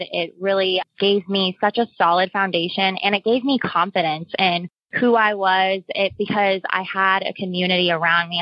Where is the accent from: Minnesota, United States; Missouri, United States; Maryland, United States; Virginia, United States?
Missouri, United States; Cape Girardeau; moved away as an adult; also born or lived in New York; I grew up in Cape Girardeau, Missouri